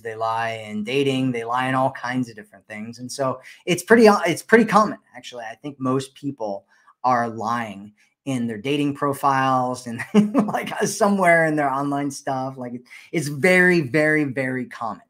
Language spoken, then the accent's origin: English; Ohio, United States; I'm from Ohio originally, and I'm in Ohio right now actually.